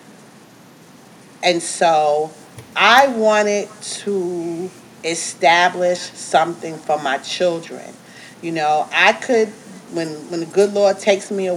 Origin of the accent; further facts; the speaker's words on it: New York, United States; I'm from New York